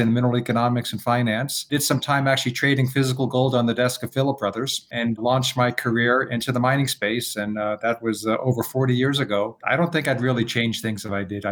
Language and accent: English; New York City, New York, United States; I was born and raised in New York City in Queens.